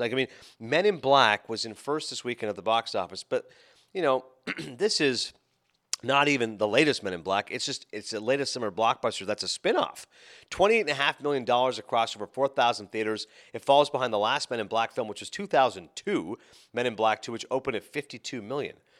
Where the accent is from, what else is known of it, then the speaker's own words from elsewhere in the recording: Toronto, Ontario, Canada; moved away; being a Torontonian